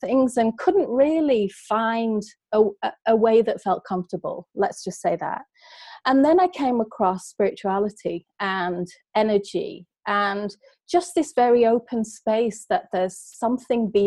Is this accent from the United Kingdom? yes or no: yes; England, United Kingdom; I was brought up in England